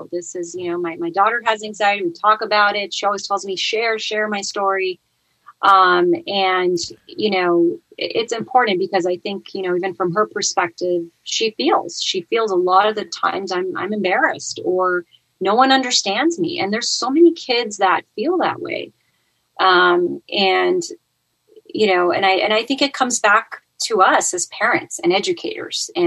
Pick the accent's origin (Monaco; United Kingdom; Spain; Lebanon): Monaco; born or raised there; moved away as an adult; also born or lived in France / Romania; now in Southern California, United States